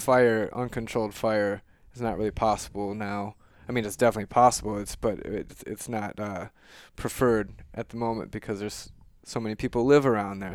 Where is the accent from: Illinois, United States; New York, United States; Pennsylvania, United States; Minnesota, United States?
Minnesota, United States; Mankato; I grew up in Mankato